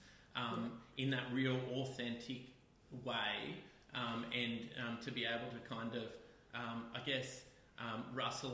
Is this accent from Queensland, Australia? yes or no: no; Kempsey, New South Wales, Australia; moved away as an adult; also born or lived in Wollongong; I grew up in country New South Wales in a town called Kempsey in northern New South Wales.